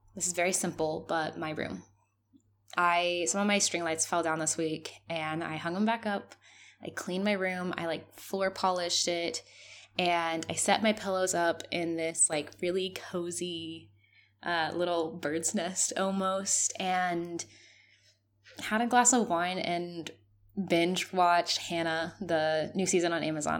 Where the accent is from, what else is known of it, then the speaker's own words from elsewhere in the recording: Mexico; moved away as an adult; As a Mexican, I am very close to my family